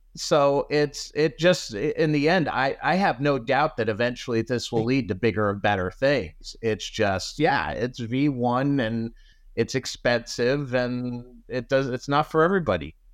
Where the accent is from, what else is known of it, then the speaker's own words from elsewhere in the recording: South Florida, United States; growing up in South Florida